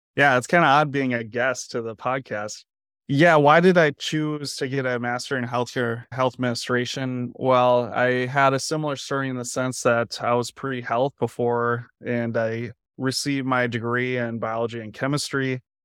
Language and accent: English; United States; moved away as an adult; now in Iowa City, United States; originally I'm from Minnesota, Wisconsin